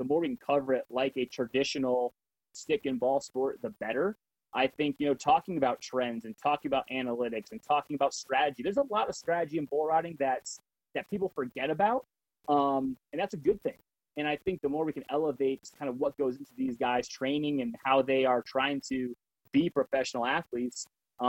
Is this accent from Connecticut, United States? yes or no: yes; Connecticut, United States; Growing up in Connecticut